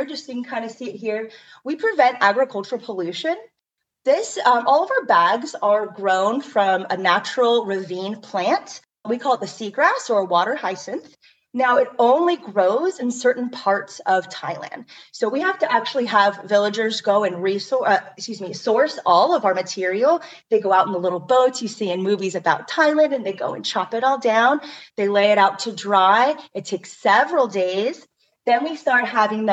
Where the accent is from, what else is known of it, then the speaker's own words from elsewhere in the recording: Hawaii, United States; I am Hawaiian